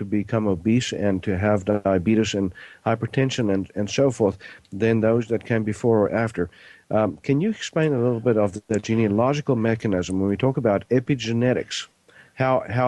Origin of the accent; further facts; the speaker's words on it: South Africa; I was born in South Africa, grew up there.